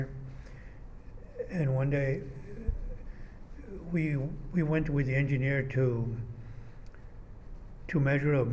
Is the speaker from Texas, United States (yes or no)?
yes; El Paso, Texas, United States; moved away as an adult; now in Austin, United States; I was born in 1935 in El Paso, Texas.